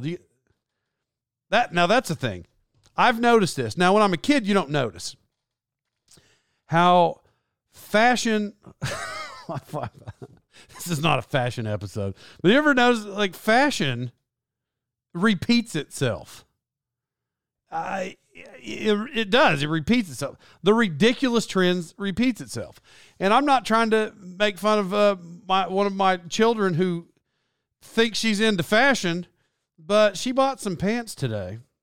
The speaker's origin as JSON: {"language": "English", "town": "Locust Grove", "country": "United States", "moved": "yes", "said": "I'm from Locust Grove originally"}